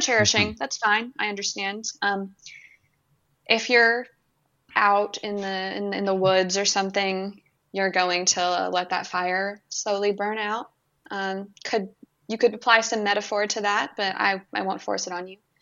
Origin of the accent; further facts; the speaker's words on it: California, United States; moved away; I'm from California originally